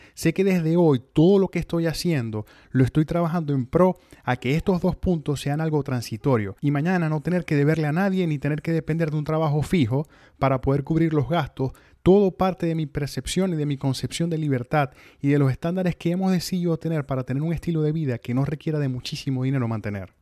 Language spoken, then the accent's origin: Spanish; Venezuela; moved away as an adult; also born or lived in Mexico; now in United States; salí de Venezuela buscando vivir libremente